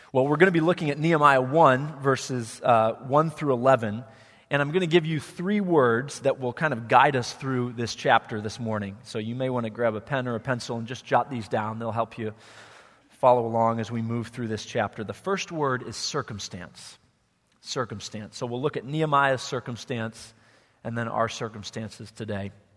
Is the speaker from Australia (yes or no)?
no; Wheaton, Illinois, United States; moved away as an adult; I grew up in Wheaton